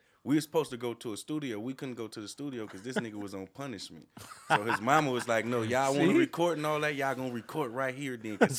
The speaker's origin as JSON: {"language": "English", "town": "Los Angeles", "region": "California", "country": "United States", "tie": "born or raised there", "said": "Originally? I'm from the Jordan Down Projects. My family is from Louisiana and all that, but I'm originally from the Jordan Down Projects."}